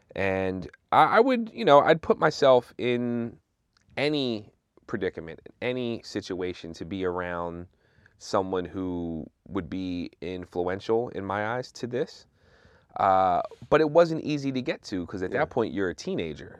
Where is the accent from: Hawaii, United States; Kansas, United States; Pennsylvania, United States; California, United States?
Pennsylvania, United States; Philadelphia; moved away as an adult; I'm originally from Philly